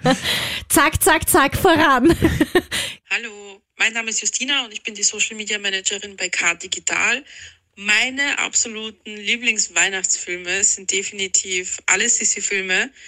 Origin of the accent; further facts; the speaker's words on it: Austria; bei uns in Österreich